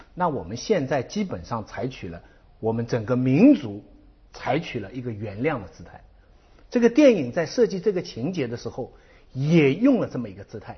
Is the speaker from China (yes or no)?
yes; China; 我们中国人